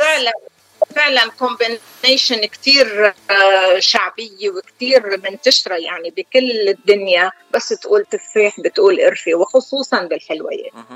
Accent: Deir Mimas, South Governorate, Lebanon; moved away as an adult; now in San Diego, United States; انا من دير ميماس قضاء مرجعيون بجنوب لبنان صار لي 28 سنه بسان دييغو كاليفورنيا

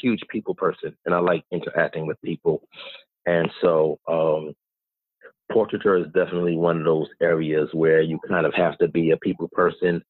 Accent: New York City, New York, United States; moved away as an adult; also born or lived in North Carolina; now in Miami, United States; I'm originally from New York, born and raised 27 years

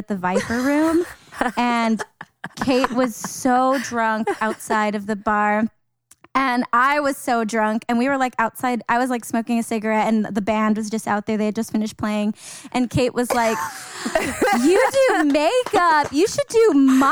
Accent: Los Angeles, California, United States; I'm not from El Monte. I'm from El Sereno

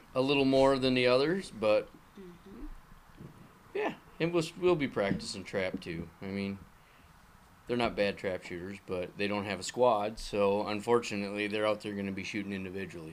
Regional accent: Minnesota, United States; moved away as an adult; now in Michigan, United States; I grew up in Minnesota.

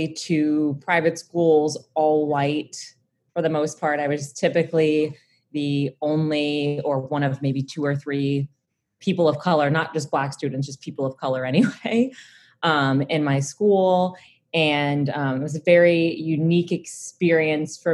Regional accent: New Orleans, Louisiana, United States; I'm originally from New Orleans, Louisiana, born and raised, from, you know, actually New Orleans

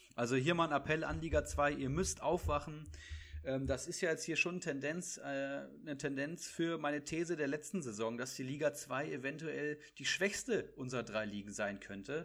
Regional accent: Bad Hersfeld, Hesse, Germany; now in Frankfurt, Germany; bei mir in meiner Heimat, also ach, äh, ist ja, auch, ist ja auch deine Heimat. In Bad Hersfeld

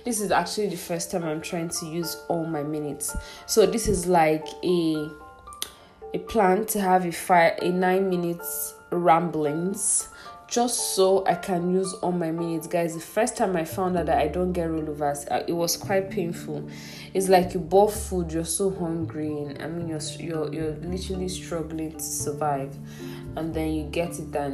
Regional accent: Igbo, Igboland, Nigeria; I'm from Igbo, like I'm Igbo

